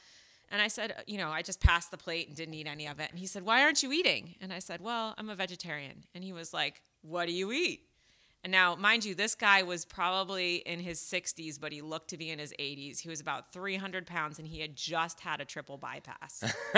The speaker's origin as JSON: {"language": "English", "town": "Fairfield", "region": "Connecticut", "country": "United States", "tie": "born or raised there", "lives_now": "Idaho, United States", "said": "I can't move to Idaho because I'm an East Coast girl. I'm from Connecticut originally."}